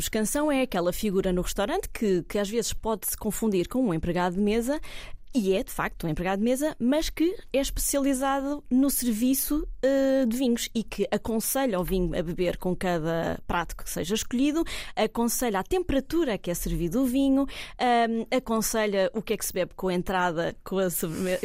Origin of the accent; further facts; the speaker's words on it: Cascais, Lisbon, Portugal; now in Évora, Portugal; eu sou de, da costa portuguesa, sou de Cascais, nasci em Cascais